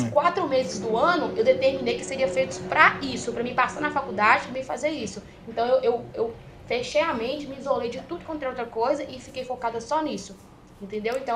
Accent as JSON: {"language": "Portuguese", "region": "Minas Gerais", "country": "Brazil", "said": "Eu sou mineira."}